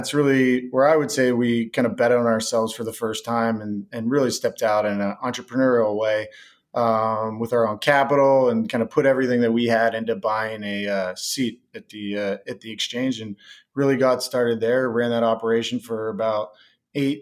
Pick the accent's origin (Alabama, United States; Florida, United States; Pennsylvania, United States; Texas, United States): Pennsylvania, United States; Pittsburgh; growing up in Pittsburgh, Pennsylvania, hence the Steel City moniker